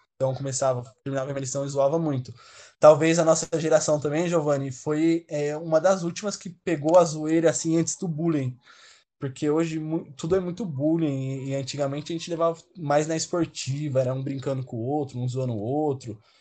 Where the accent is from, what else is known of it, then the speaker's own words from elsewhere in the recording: Santo André, São Paulo, Brazil; also born or lived in Curitiba / Mogi das Cruzes; Eu nasci aqui em Santo André mesmo, porém é, eu passei a minha parte da infância em Curitiba